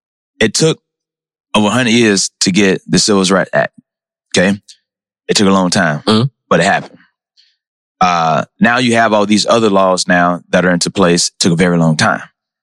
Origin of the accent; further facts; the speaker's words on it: Pompano Beach, Florida, United States; I'm from South Florida.